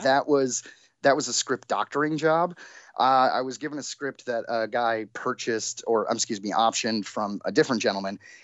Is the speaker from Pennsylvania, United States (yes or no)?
no; Detroit, Michigan, United States; now in Los Angeles, United States; I'm from Detroit